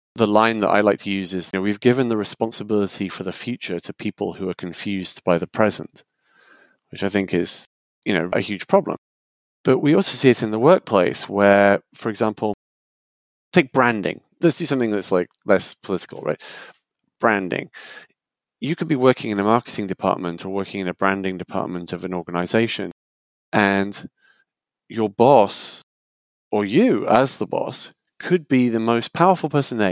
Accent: United Kingdom; moved away as an adult; now in United States; I'm originally British before I moved to the US

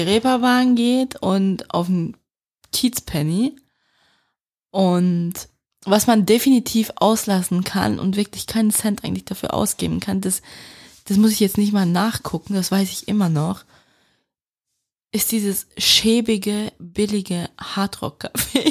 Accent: Switzerland; accent: Swiss German dialect; meinen Schweizer Dialekt

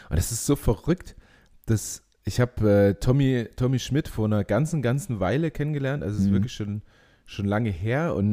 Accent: Leipzig, Saxony, Germany; an der Entenbrücke, äh, wo ich groß geworden bin, in Schleusig

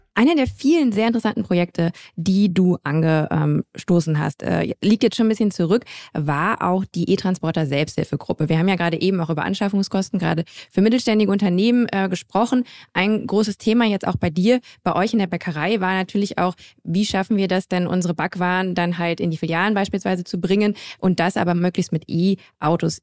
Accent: Grevenbroich, North Rhine-Westphalia, Germany; also born or lived in Düsseldorf; komme ich auch aus der Nähe von Düsseldorf, ähm, aus Grevenbroich, um äh, mhm. genau zu sein. Ich bin gebürtige Düsseldorferin

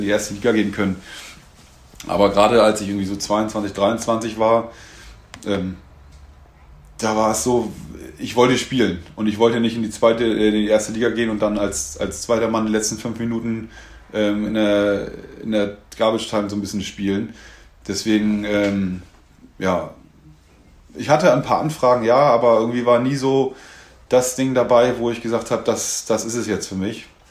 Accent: Henstedt-Ulzburg, Schleswig-Holstein, Germany; moved away as an adult; also born or lived in Hamburg; now in Bad Schwartau, Germany; ich bin halt irgendwie ein Kind des Nordens, in Henschel-Ulzburg aufgewachsen, in Hamburg, groß, Hamburg gelebt

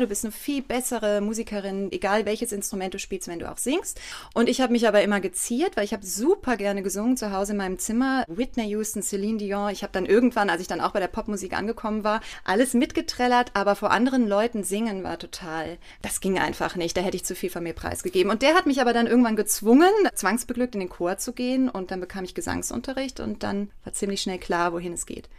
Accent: Erftstadt, North Rhine-Westphalia, Germany; moved away as an adult; also born or lived in Cologne; now in Mainz, Germany; ich bin ja nicht in Köln aufgewachsen, ich bin auch außerhalb in Erftstadt aufgewachsen

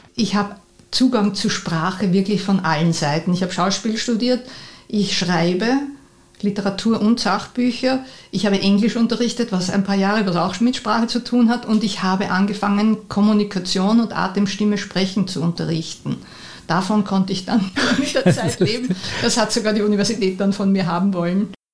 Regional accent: Vienna, Austria; Ich bin in Mauer aufgewachsen und das war prachtvoll, weil der Wienerwald ist in der Nähe

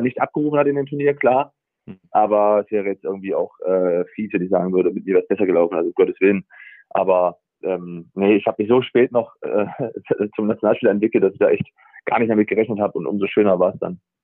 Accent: Germany; also born or lived in Bremen; now in Freiburg, Germany; ich komme natürlich auch aus dem Harz

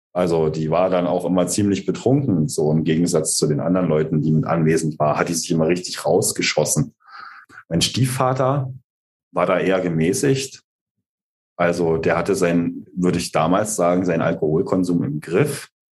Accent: East Saxony, Germany; ich bin ja in Ostsachsen groß geworden

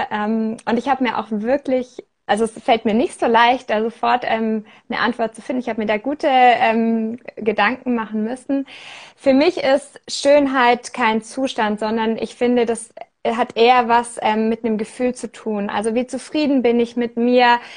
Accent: Germany; now in Switzerland; ähm, wohne in der Schweiz, bin aus Deutschland

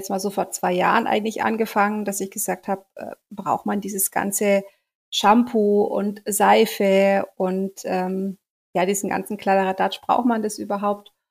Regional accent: near Augsburg, Bavaria, Germany; Ich komme ähm, aus der Nähe von Augsburg, bin 40 Jahre alt, bin Mama von zwei Kindern, die zwölf und ähm, fast sechs Jahre alt sind. Und ähm, wir leben hier äh, in der Nähe von Augsburg

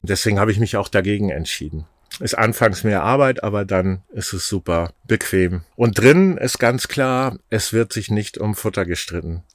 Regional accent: Schleswig-Holstein, Germany; also born or lived in Bad Bramstedt; ich war immer ein, ein Kind des Meeres sozusagen, zwischen den Meeren aufgewachsen

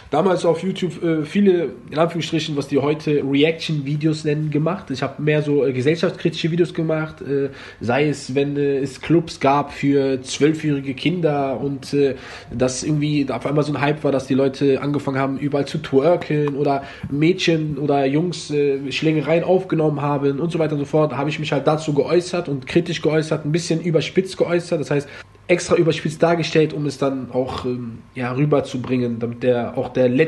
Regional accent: Germany; Ich bin voll Marokkaner, in Deutschland geboren, Deutschland groß geworden und äh, ja, das wär's erstmal.

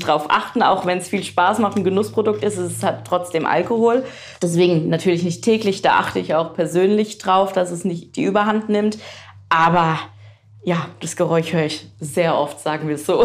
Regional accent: Frankenthal, Rhineland-Palatinate, Germany; also born or lived in Rödersheim; Ich bin nämlich in Frankenthal geboren.

